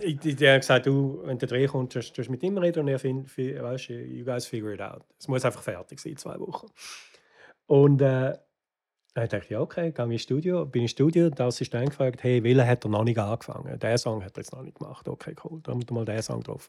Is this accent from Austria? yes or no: no; Wattwil, St. Gallen, Switzerland; moved away as an adult; now in Los Angeles, United States; ich bin am Toggenburg aufgewachsen